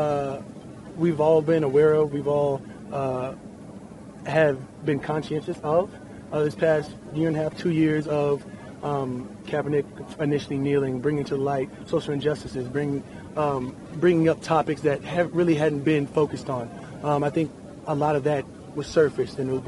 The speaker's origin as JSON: {"language": "English", "country": "United States", "said": "we are Americans"}